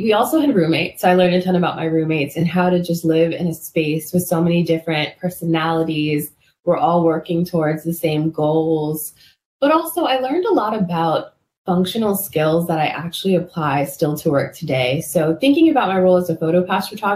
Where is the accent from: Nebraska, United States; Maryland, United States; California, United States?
Maryland, United States; my hometown in Maryland